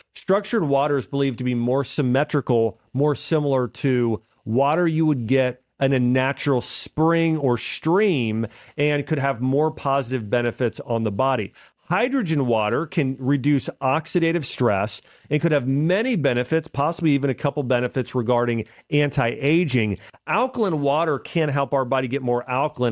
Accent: Nashville, Tennessee, United States; Nashville, Tennessee, which is my hometown here

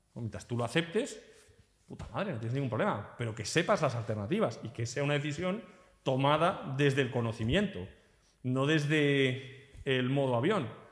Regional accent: Spain; moved away as an adult; now in Portugal; yo soy un español que ahora vivo aquí

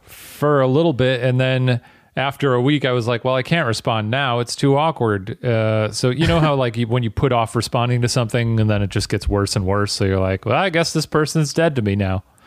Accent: United States; as an American

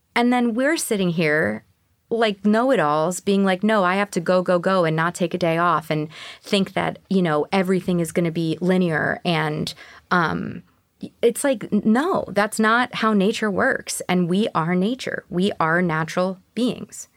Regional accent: New York, United States; also born or lived in Houston; I'm a New Yorker

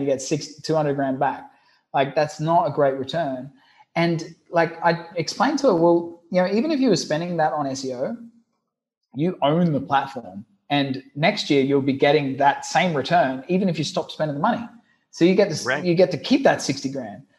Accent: Brisbane, Queensland, Australia; I'm I'm originally from Brisbane, Australia, a, a country boy

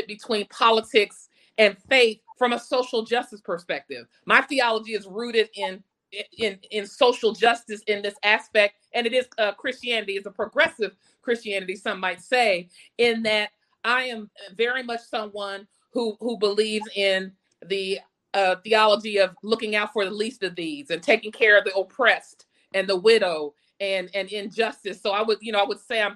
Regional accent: Ohio, United States; moved away; As an African-American woman growing up in Ohio, I'm from Ohio originally, small town Ohio

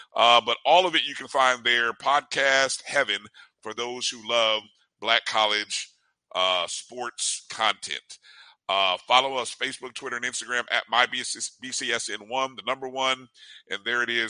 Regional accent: Indiana, United States; I grew up in Indiana

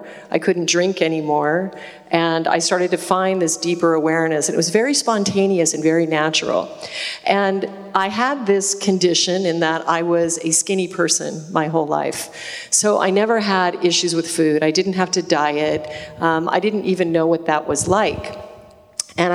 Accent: Alaska, United States; But I was raised in Alaska on game meat. I incarnated into a family of a big game hunter, and I grew up eating caribou tacos and moose stew and more salmon than anyone would ever want to eat.

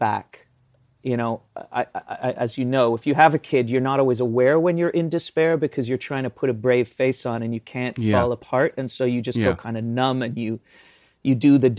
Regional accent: the north of England, United Kingdom; I am an English person, but I grew up in the north

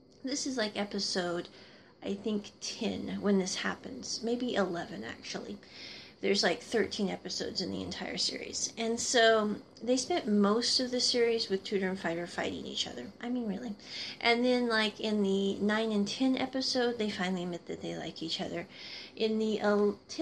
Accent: Midwest, United States; I grew up in the Midwest

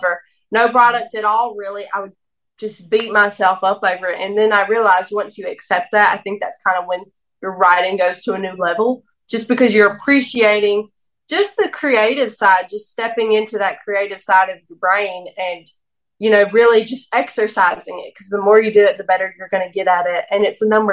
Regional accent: the South, United States; I'm from the South

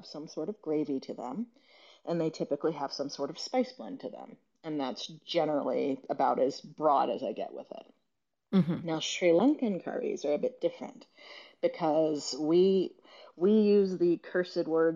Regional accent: Gastonia, North Carolina, United States; also born or lived in Boston, Massachusetts; now in Lexington, Kentucky, United States; I grew up in Gastonia, North Carolina

